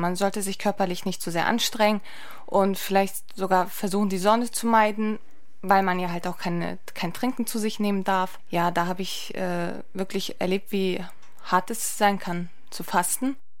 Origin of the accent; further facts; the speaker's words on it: Lübeck, Schleswig-Holstein, Germany; Meine Eltern kommen aus der Türkei. Ich bin selbst in Lübeck geboren und aufgewachsen